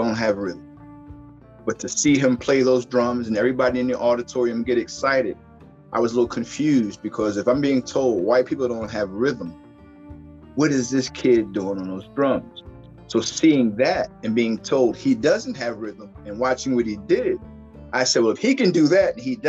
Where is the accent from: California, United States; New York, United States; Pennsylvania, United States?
Pennsylvania, United States; Philadelphia; I grew up in Spring Garden, right there in North Philly